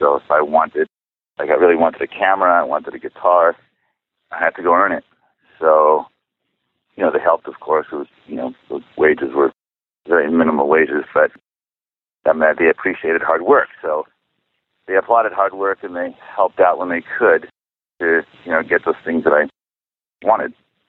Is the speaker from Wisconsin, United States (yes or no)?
no; Chicago, Illinois, United States; born there; first language Czech; English is a second language; Yeah, I'm 100% Czech. I spoke Czech before I spoke English.